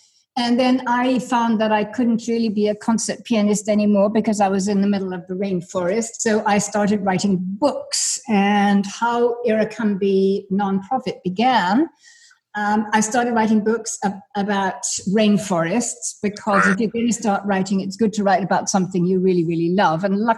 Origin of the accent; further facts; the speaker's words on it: England, United Kingdom; born there; I was born in England. He was born in Kenya. We lived in many, many parts of the world